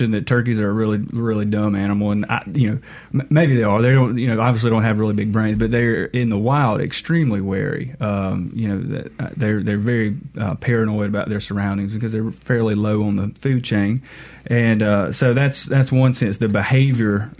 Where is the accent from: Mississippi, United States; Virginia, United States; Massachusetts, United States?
Mississippi, United States; Monticello; I'm from Mississippi. I grew up around the Monticello area